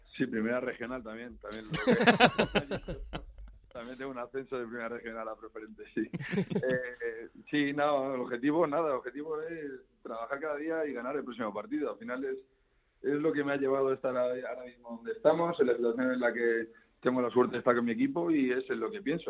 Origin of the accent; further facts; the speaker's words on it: Community of Madrid, Spain; yo como madrileño